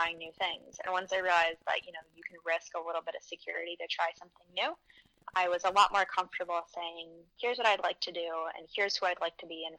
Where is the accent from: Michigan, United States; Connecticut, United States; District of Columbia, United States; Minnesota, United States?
Michigan, United States; now in Queens, New York, United States; I'm obviously not native. I'm from Michigan